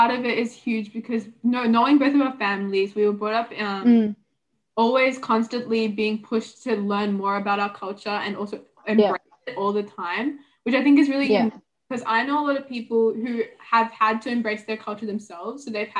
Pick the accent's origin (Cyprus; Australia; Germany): Australia; growing up in Australia